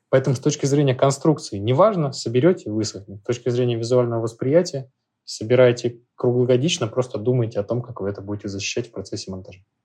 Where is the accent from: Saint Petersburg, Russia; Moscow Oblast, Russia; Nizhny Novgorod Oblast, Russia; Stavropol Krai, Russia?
Saint Petersburg, Russia; Я, так как из Петербурга, у нас есть определенный фетиш по старению древесины